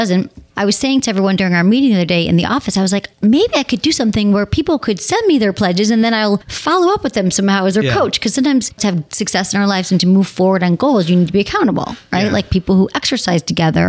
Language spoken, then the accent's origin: English; Detroit, Michigan, United States; moved away; Detroit, my hometown